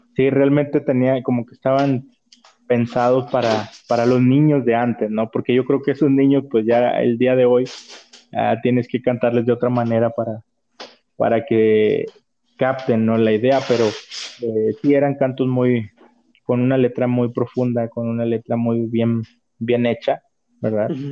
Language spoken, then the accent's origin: Spanish; Chiapas, Mexico; de donde yo soy, que es del estado de Chiapas